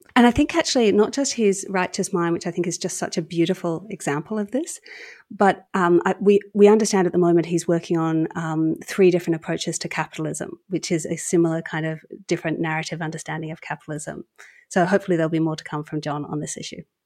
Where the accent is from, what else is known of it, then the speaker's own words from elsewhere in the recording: Australia; I was sort of captain of the Australian debating team